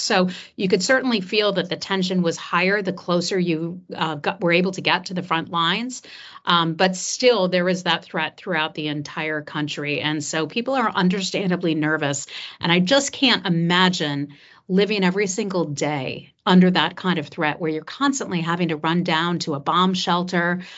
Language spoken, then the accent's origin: English; United States; As an American who, um, previously messaged on behalf of the State Department